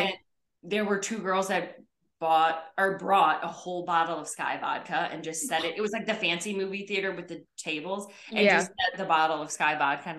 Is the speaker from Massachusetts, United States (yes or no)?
no; Chicago suburbs, Illinois, United States; now in North Carolina, United States; I'm originally from Chicago suburbs